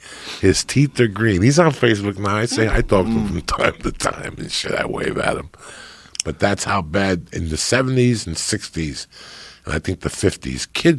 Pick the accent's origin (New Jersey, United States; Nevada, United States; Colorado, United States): New Jersey, United States; North Bergen; growing up in North Bergen.